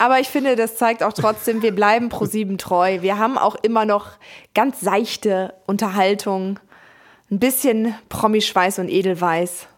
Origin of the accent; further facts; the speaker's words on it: Hamburg, Germany; Ich komme aus Hamburg